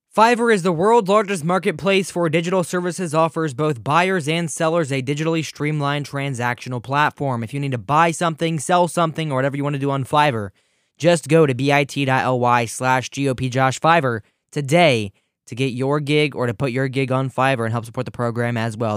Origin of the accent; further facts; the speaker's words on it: Ohio, United States; I'm from Ohio